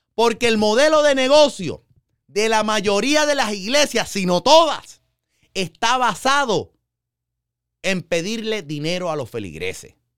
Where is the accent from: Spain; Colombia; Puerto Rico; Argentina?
Puerto Rico; yo iba a ser el primer papa eh, católico puertorriqueño